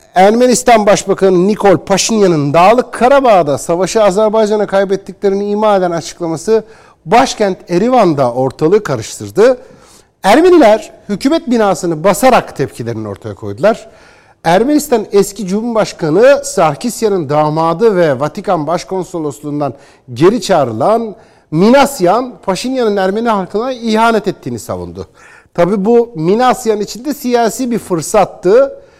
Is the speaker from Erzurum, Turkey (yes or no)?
yes; Erzurum, Turkey; Ben bir Türk olarak, Erzurumlu bir Türk olarak